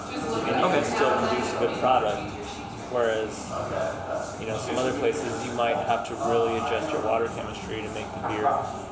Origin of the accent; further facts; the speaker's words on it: Denver, Colorado, United States; I'm a Colorado native. I was born in Denver.